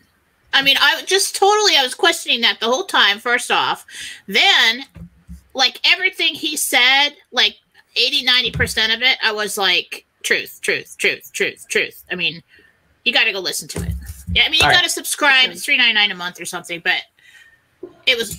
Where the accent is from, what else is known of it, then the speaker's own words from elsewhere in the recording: San Diego, California, United States; I grew up in San Diego.